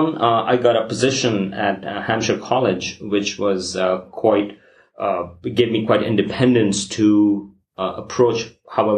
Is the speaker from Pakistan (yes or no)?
yes; Pakistan; moved away; I'm originally from Pakistan